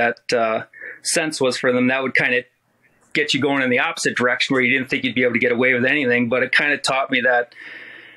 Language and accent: English; Madison, Wisconsin, United States; moved away; also born or lived in Michigan; I grew up in Madison, Wisconsin